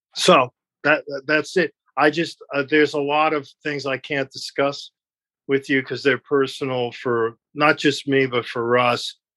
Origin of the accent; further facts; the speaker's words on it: New York City, New York, United States; growing up in New York